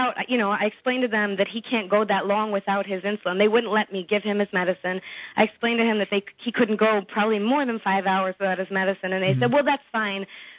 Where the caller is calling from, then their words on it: New York City, New York, United States; I'm calling from New York City, and I have a police horror story from New Year's Eve.